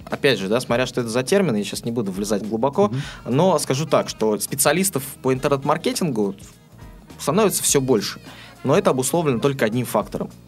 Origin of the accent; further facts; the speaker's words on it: Astrakhan, Astrakhan Oblast, Russia; now in Saint Petersburg, Russia; А, жил я в небольшом городе, я сам из Астрахани, а, естественно, там о интернет-технологиях я там мало слышал.